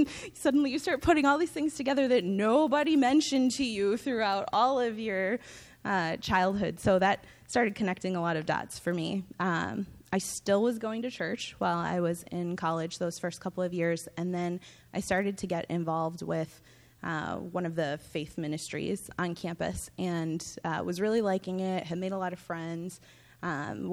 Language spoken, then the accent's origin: English; Minneapolis, Minnesota, United States; I grew up here in the Twin Cities, in one of the southern suburbs with both parents.